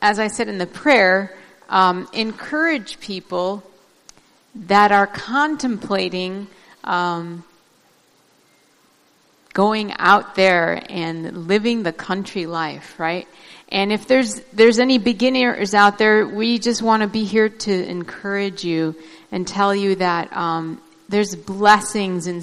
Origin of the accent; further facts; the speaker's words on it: Baghdad, Baghdad Governorate, Iraq; moved away; also born or lived in northern Iraq; I was born in Baghdad, but my family originally comes from way up north